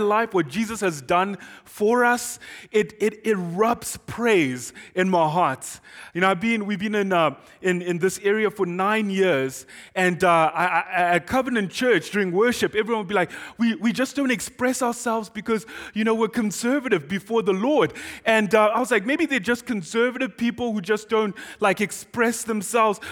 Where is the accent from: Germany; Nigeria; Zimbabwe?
Zimbabwe; first language Shona; English is a second language; moved away as an adult; now in Doylestown, United States; I am from Zimbabwe